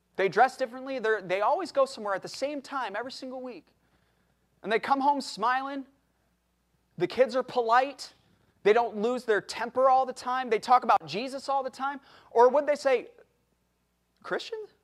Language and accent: English; United States; I am an American. I know I don't look it, but I am an American